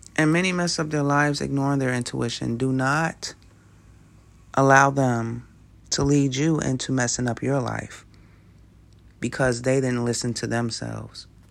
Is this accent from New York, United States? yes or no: yes; New York City, New York, United States; I grew up in Brooklyn, New York, right in the middle of gang territory